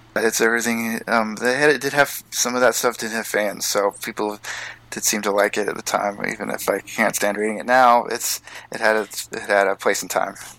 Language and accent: English; Portland, Oregon, United States; moved away; I grew up in Portland